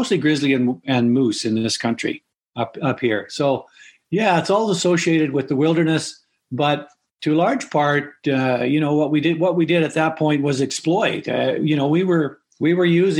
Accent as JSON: {"language": "English", "region": "British Columbia", "country": "Canada", "tie": "born or raised there", "said": "in British Columbia in the 50s, when I grew up, it was a pretty wild country then. We grew up on the Alaska or the Heart Highway"}